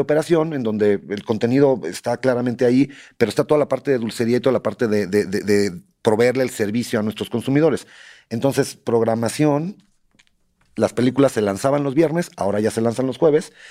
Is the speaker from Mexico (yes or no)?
yes; Mexico; also born or lived in Michoacán; cómo somos los mexicanos